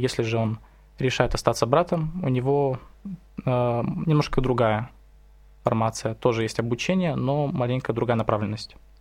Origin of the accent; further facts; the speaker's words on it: Irkutsk, Irkutsk Oblast, Russia; я из Иркутска